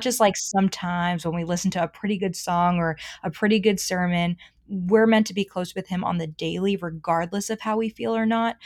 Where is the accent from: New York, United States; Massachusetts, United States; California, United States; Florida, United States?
Massachusetts, United States; Boston; moved away as an adult; also born or lived in Charlotte, North Carolina; I'm from Boston